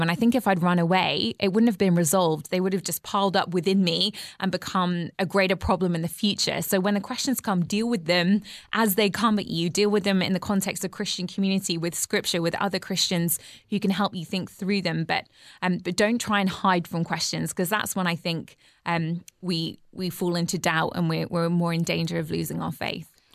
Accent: England, United Kingdom; as an English person

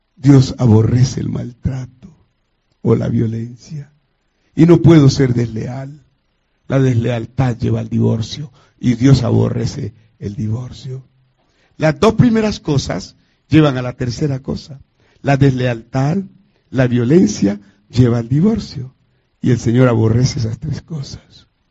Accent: Colombia; llegué de la ciudad de Cali a Bogotá, que es la capital de Colombia.

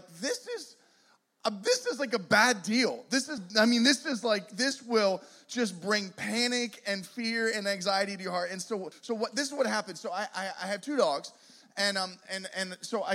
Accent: Pittsburgh, Pennsylvania, United States; now in Poconos, United States; We are originally from Pittsburgh

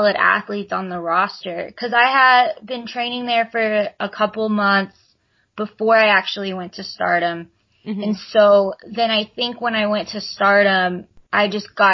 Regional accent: Texas, United States; we're from Texas. Like, we're the Texas girls

